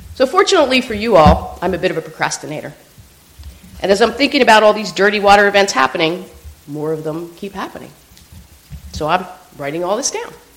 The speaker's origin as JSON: {"language": "English", "region": "Pennsylvania", "country": "United States", "tie": "born or raised there", "said": "Pennsylvania, my home state"}